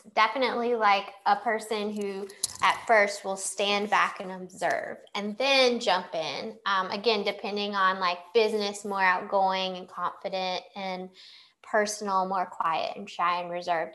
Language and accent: English; Clayton, North Carolina, United States; moved away as an adult; also born or lived in Chicago; I come from Clayton, a small town outside Raleigh.